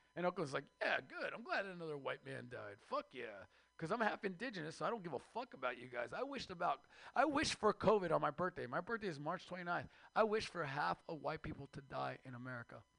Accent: Mexico; now in United States; I am Mexican from Mexico

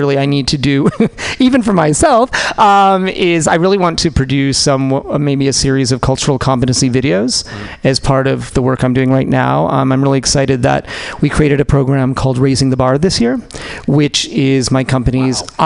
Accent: Western New York, United States; moved away as an adult; also born or lived in Texas; now in San Francisco, United States; I was born in Western Pennsylvania and grew up in Western New York

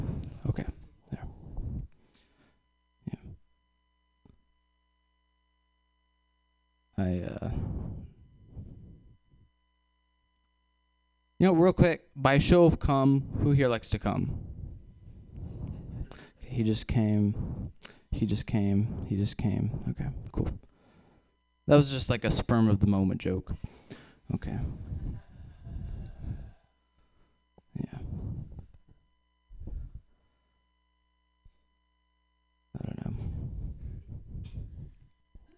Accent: Texas, United States; I'm from Texas. I am from Texas

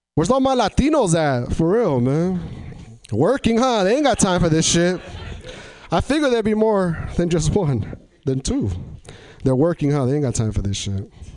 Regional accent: Tri-Cities, Washington, United States; moved away as an adult; now in Portland, United States; I come from uh, an area in Washington called Tri Cities, Washington

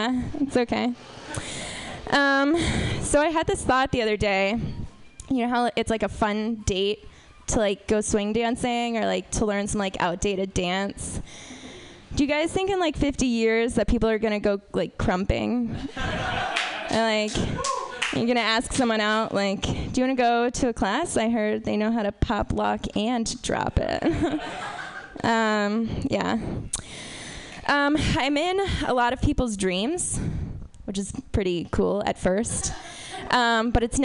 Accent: Texas, United States; I'm from Texas.

